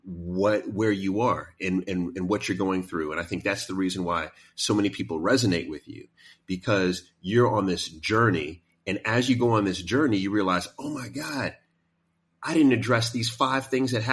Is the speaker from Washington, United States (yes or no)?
no; New York City, New York, United States; I grew up in Queens